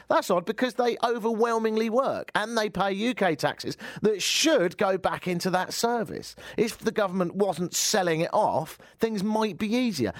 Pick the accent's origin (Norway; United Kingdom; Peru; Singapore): United Kingdom; moved away as an adult; now in Toronto, Canada; I've always considered myself as, as much of a European as I have as a Brit, and in more recent years, slightly Canadian